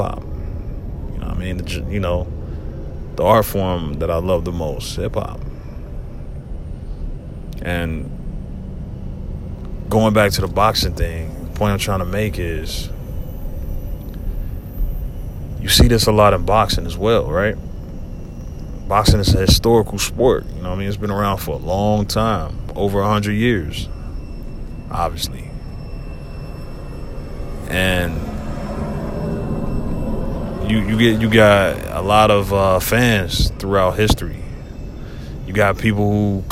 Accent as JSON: {"language": "English", "town": "Cincinnati", "region": "Ohio", "country": "United States", "tie": "born or raised there", "said": "my hometown, Cincinnati."}